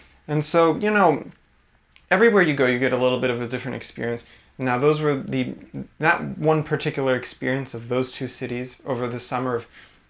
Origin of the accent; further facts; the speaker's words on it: United States; my ability to enjoy it as an American.